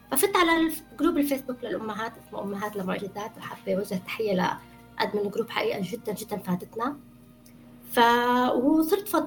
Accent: Syria; now in Canada; بعد ما صارت الثورة ما للأسف طلعت من سوريا

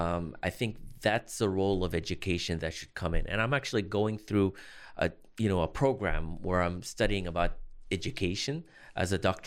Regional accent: Boston, Massachusetts, United States; born there; also born or lived in Los Angeles / Chicago; I was born in Boston, but I lived in Los Angeles and Chicago for work.

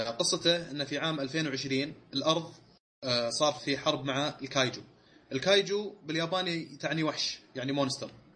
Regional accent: Saudi Arabia; احنا سعوديين

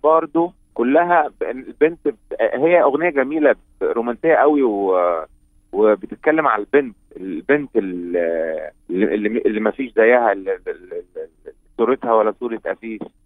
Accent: Egypt; احنا عندنا في مصر

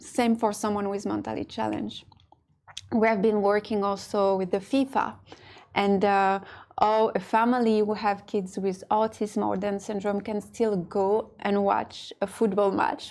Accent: France; now in Dubai, United Arab Emirates; I was born and raised in France, but I'm also half Moroccan.

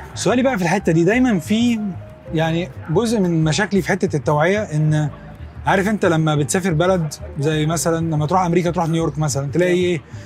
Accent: Egypt; احنا كمصريين

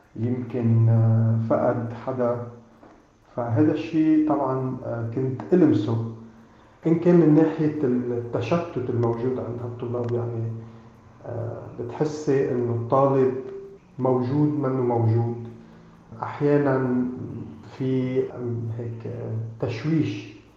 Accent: Lebanon; نحن كشعب لبناني

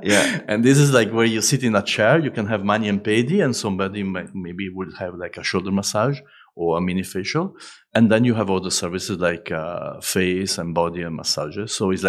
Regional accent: London, United Kingdom; moved away as an adult; now in Dubai, United Arab Emirates; I came from London 4 years ago in Dubai

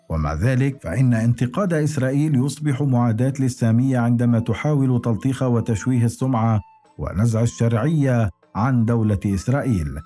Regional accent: Palestine; now in Germany; لماذا يجب علي كفلسطيني يعيش في المانيا ان ادفع هذا الثمن

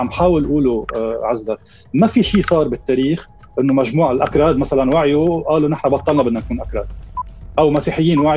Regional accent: Lebanon; سني لبناني مثل ما انا عم بحكيك بامريكا بامريكا في افريكان امريكانز ايجن امريكانز يعني هويه مركبه عندنا بلبنان في هويات مركبه

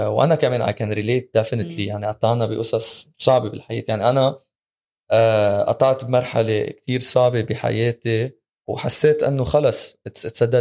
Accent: Egypt; ربيت بمصر

